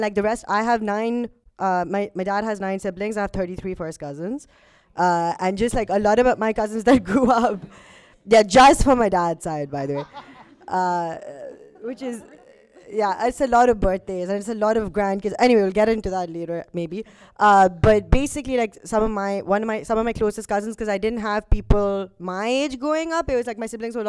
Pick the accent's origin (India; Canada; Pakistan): Pakistan; Karachi, Sindh; moved away as an adult; now in United Kingdom; I grew up in Karachi, right? Like up until 18, then I came back here when I was for uni.